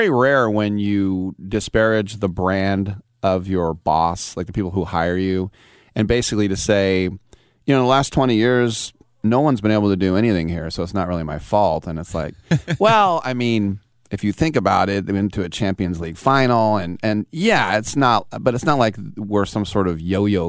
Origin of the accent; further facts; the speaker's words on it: Oakland, California, United States; I'm from Oakland.